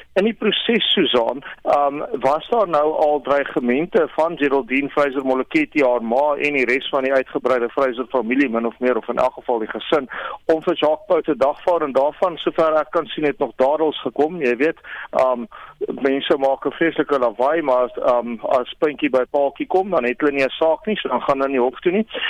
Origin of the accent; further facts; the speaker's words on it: South Africa; ek as 'n Suid-Afrikaner wat belasting betaal